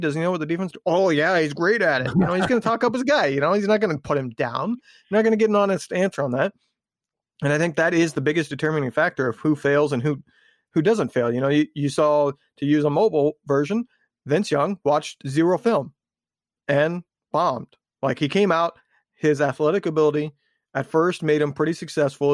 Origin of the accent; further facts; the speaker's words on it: Indiana, United States; I was growing up in Indiana at the time